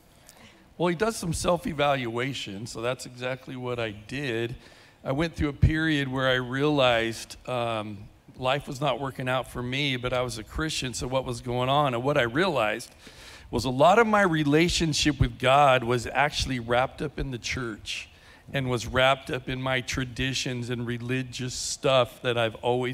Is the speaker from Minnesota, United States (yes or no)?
no; California, United States; also born or lived in Bend, Oregon; now in Lake Havasu City, United States; I'm from California